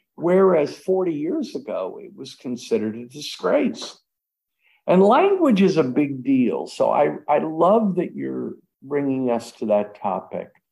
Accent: United States; I'm an American. I was born in America

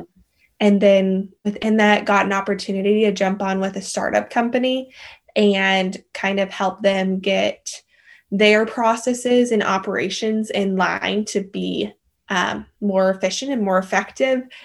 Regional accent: Colorado, United States; moved away as an adult; now in Austin, United States; loved growing up in Colorado, and grew up in a, the mountain town

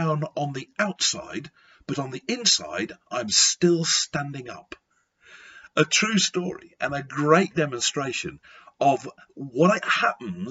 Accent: Lancashire, near Blackpool, North West England, United Kingdom; I was brought up in Lancashire near the seaside resort of Blackpool

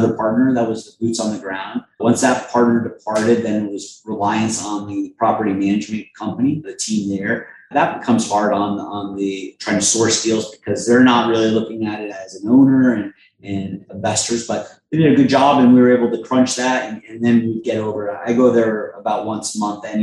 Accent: Springfield, Massachusetts, United States; moved away; Massachusetts, where I'm from Springfield, Mass.

